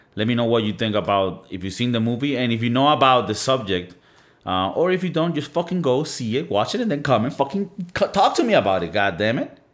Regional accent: Venezuela; moved away; I come from Venezuela

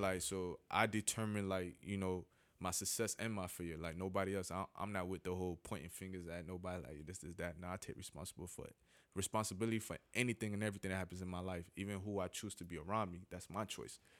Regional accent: Miami, Florida, United States; Miami later. You know that's my hometown

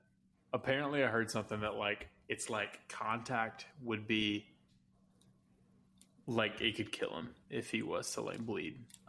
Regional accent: the Carolinas, United States; We grew up in the Carolinas

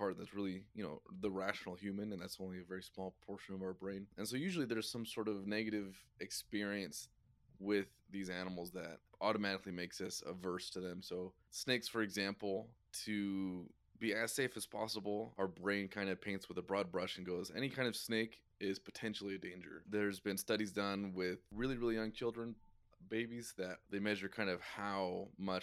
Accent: Idaho, United States; born and raised in Idaho

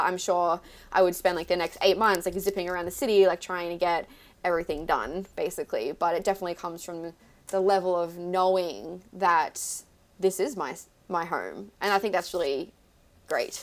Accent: Melbourne, Victoria, Australia; moved away as an adult; now in New York City, United States; I am an Aussie and I live in New York City

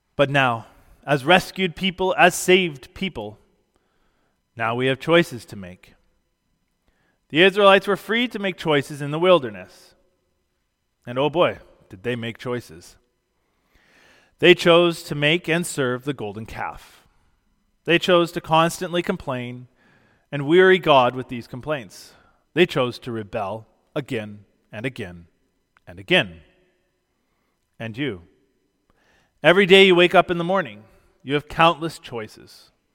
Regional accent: Canada; Being a Christian is more fundamental to my identity than being Canadian

